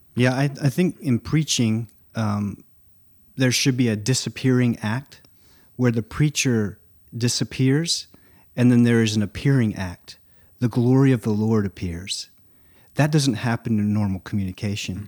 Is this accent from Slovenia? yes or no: no; Nacogdoches, Texas, United States; also born or lived in Lake District, England; I moved back here when I was seven. And, uh, I remember we moved from the Rolling Green Hills of the Lake District to East Texas, the oldest town in Texas, Nacogdoches